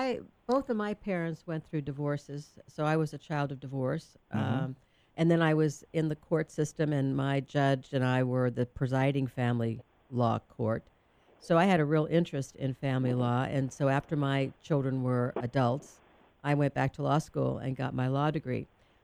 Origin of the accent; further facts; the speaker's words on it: Louisiana, United States; born there; also born or lived in India / Germany; now in San Diego, United States; Well, I was born in Louisiana. Came to San Diego via India and Germany, but got here in 1959.